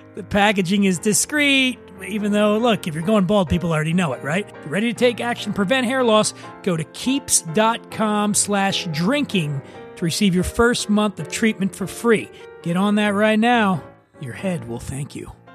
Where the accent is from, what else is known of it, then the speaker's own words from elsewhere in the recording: Philadelphia, Pennsylvania, United States; I'm from Philly